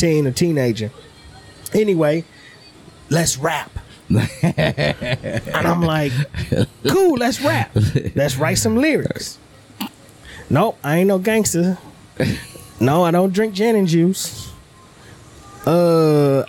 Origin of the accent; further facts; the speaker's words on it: Beaumont, Texas, United States; I grew up in Beaumont was outside the city limits. So it was country